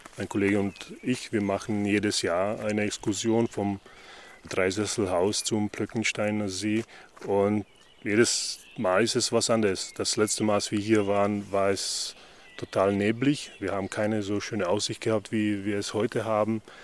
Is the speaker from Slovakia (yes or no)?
yes; Slovakia; moved away; ich komme aus der Slowakei